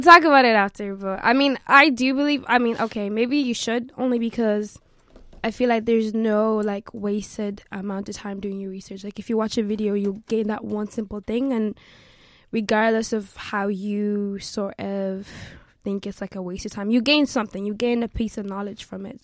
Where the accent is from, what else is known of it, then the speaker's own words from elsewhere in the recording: Limerick, Munster, Ireland; also born or lived in South Africa; now in Dublin, Ireland; I live in Dublin, but my whole family live in Limerick. Uh, that's kind of where I was raised. However, I was born in South Africa